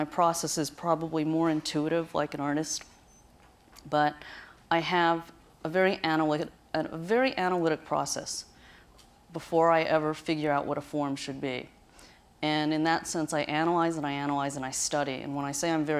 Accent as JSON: {"language": "English", "region": "Ohio", "country": "United States", "tie": "born or raised there", "said": "Where I grew up in Ohio, the hillscape is very, very rolling"}